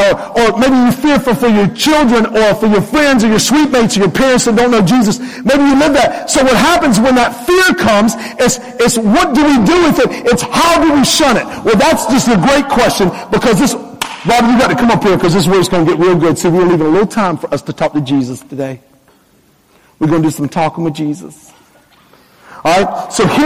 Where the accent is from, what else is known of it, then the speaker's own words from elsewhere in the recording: North Carolina, United States; moved away; I'm from North Carolina originally